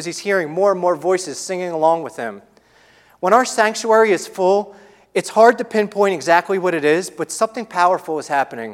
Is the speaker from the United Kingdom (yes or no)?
no; Philadelphia, Pennsylvania, United States; moved away; We don't live near our extended families. We're from the Philadelphia area.